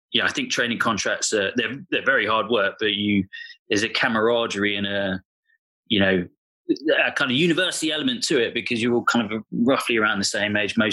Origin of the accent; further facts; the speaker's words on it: London, United Kingdom; also born or lived in Bristol; I grew up in North London